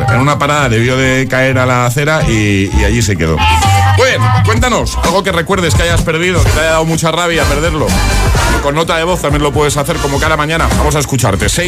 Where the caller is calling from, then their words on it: Almàssera, Valencian Community, Spain; de Valencia. Hola, José. Bueno, desde Almácera, Valencia.